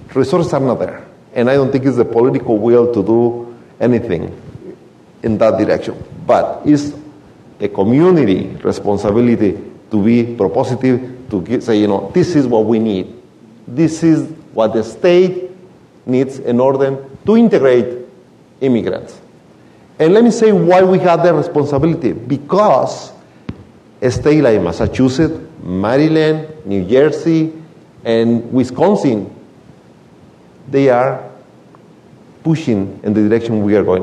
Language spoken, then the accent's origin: English; Michoacán, Mexico; English is a second language; moved away as an adult; now in United States; I came here from Mexico, from a very small town in Michoacan, 22 years ago. I didn't speak the language at all